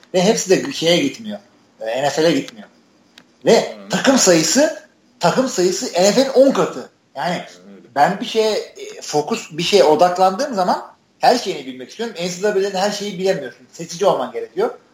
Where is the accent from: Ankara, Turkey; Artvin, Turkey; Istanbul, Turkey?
Artvin, Turkey; Türkiye'nin bir Artvinliyim ben